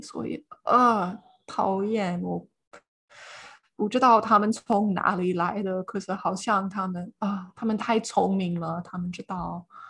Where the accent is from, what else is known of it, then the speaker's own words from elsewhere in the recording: Iowa, central United States, Midwest, United States; Chinese is a second language; moved away as an adult; now in Tainan, Taiwan; 我的老家是在爱尔州，这是美国的中部